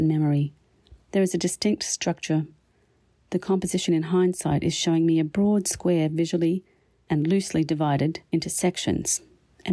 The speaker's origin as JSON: {"language": "English", "country": "Australia", "tie": "born or raised there", "also_born_or_lived": "Winnipeg, Canada", "moved": "yes", "lives_now": "Canada", "said": "my Canadian home as well as my Australian beginnings"}